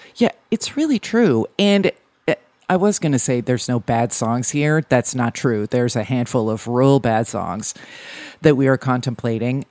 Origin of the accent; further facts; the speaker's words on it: New Jersey, United States; I'm from New Jersey